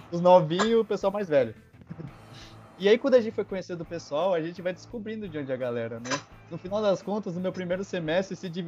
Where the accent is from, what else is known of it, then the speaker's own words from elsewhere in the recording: Vinhedo, São Paulo, Brazil; moved away as an adult; now in Belo Horizonte, Brazil; Eu sou de Vinhedo. Vinhedo? É Vinhedo? É, Vinhedo.